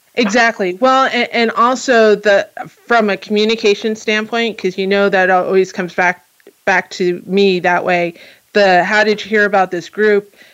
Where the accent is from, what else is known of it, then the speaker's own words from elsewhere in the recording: New Jersey, United States; now in California, United States; I'm from New Jersey